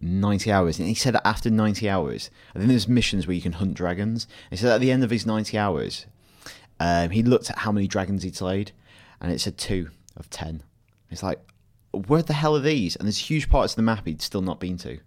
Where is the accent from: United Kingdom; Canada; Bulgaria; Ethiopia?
United Kingdom; Blackburn, North West England; born or raised there